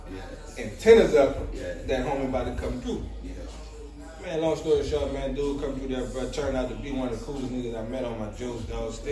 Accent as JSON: {"language": "English", "town": "Metairie", "region": "Louisiana", "country": "United States", "said": "I'm nigga from Metairie."}